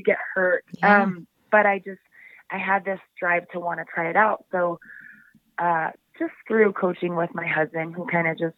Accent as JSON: {"language": "English", "town": "Salt Lake City", "region": "Utah", "country": "United States", "tie": "born or raised there", "also_born_or_lived": "Wyoming / South Dakota", "moved": "as an adult", "said": "born and raised in Salt Lake City, Utah."}